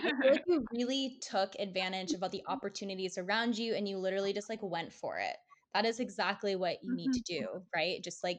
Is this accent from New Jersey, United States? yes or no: no; California, United States; I'm from California and we have so much Mexican influence in that state. Like, I grew up I love Mexican culture.